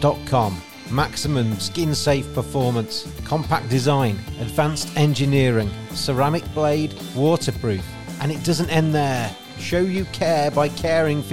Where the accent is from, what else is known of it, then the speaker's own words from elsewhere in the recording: England, United Kingdom; I'm English